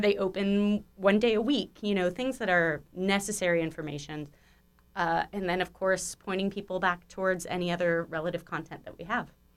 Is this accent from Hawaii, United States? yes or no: no; Malibu, California, United States; also born or lived in East Coast (college); I grew up out here, um, born at Cedar Sinai, rep in, rep in Cedar Sinai, and, uh, yeah, so I grew up on the west side primarily, um, Malibu specifically